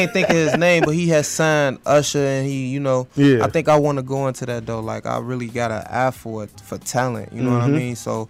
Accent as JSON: {"language": "English", "town": "Chicago", "region": "Illinois", "country": "United States", "tie": "born or raised there", "said": "I'm from Chicago. You already know that. I'm from 64th and Justine, 63rd."}